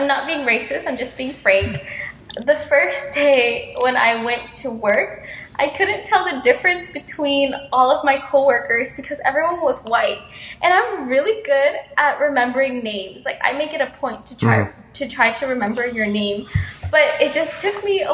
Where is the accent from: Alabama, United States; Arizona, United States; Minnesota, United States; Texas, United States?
Texas, United States; Houston; moved away; I was from Texas and Houston